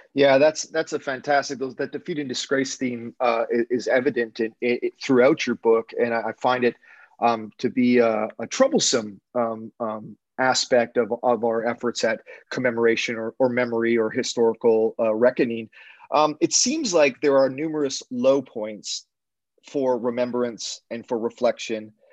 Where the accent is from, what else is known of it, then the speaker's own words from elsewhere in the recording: Canada; as an English Canadian